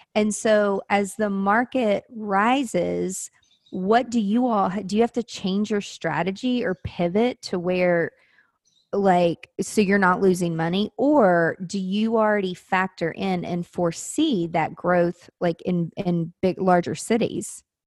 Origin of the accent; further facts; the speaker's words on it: Mount Juliet, Tennessee, United States; I grew up in Mount Juliet